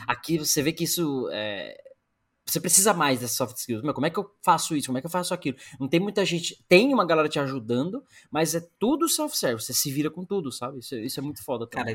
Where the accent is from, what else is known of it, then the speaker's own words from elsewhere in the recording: Brazil; moved away as an adult; sou brasileiro